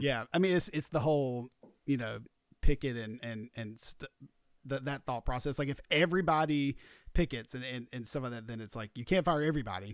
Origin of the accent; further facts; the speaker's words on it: Georgia, United States; We're from Georgia, so college football means a lot